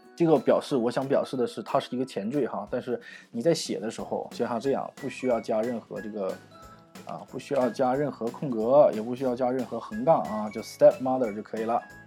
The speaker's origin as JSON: {"language": "Chinese", "region": "Northeast China", "country": "China", "said": "我是东北人哈，所以我们叫老爷"}